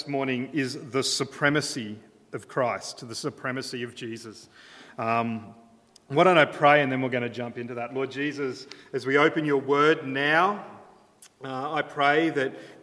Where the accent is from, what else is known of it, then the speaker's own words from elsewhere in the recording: Brisbane, Queensland, Australia; also born or lived in Redlands, Queensland; I'm from Brisbane